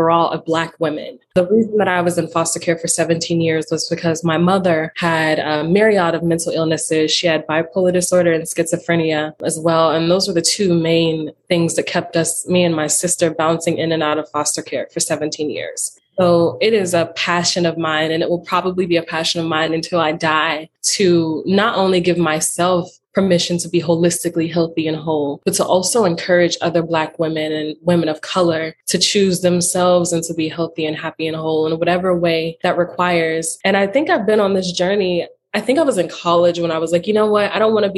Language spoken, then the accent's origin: English; Western Pennsylvania, United States; I grew up in Western Pennsylvania